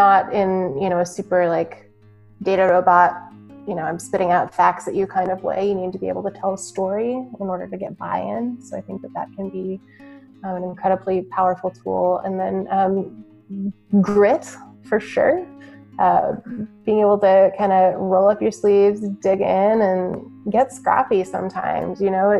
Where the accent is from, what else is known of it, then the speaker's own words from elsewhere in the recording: Midwest, United States; You know, I grew up in the Midwest, where as a UX professional, you definitely have to do a little bit of everything.